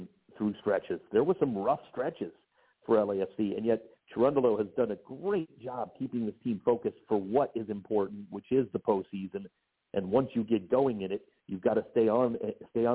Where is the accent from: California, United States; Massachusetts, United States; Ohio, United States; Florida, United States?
Ohio, United States; now in Los Angeles, United States; go back to my home state for the Crew